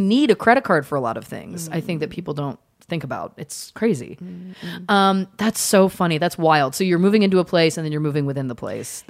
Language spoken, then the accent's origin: English; Canada; moved away as an adult; now in Los Angeles, United States; The first time I came out to LA from Canada, I was very young. I think I was 22 maybe-ish.